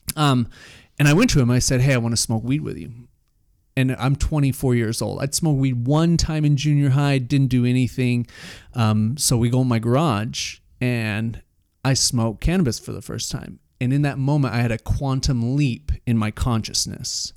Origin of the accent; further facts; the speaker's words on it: Salt Lake City, Utah, United States; I grew up in Salt Lake, very Mormon culture